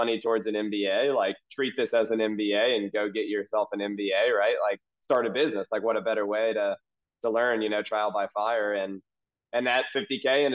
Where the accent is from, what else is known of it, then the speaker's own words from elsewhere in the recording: Louisville, Kentucky, United States; I'm from Louisville, Kentucky